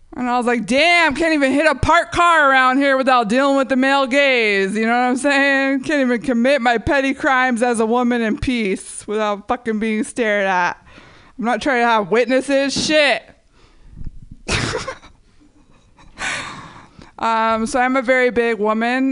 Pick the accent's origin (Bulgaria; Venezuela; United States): United States; San Jose, California; when I was growing up in San Jose